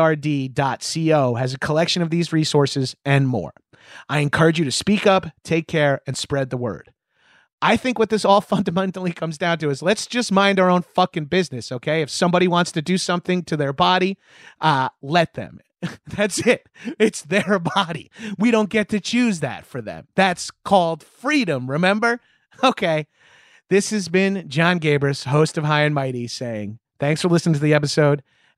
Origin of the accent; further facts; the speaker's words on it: New York, United States; yeah, I'm from Long Island.